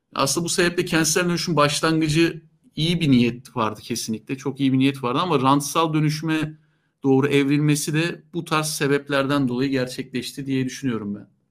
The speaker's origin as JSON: {"language": "Turkish", "region": "Istanbul", "country": "Turkey", "tie": "born or raised there", "said": "ben e, İstanbul doğumluyum. Ee, doğma büyüme İstanbul'daydım"}